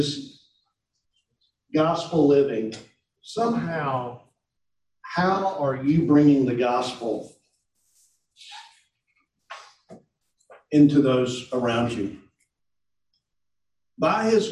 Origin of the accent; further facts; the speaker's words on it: Tennessee, United States; moved away as an adult; also born or lived in Mississippi; I grew up in Tennessee.